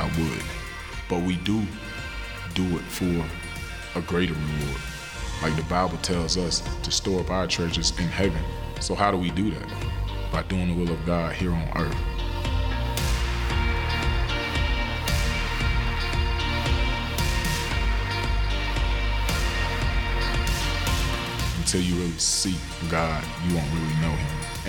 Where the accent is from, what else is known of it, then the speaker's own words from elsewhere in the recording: Pahokee, Florida, United States; my hometown, Pahokee, Florida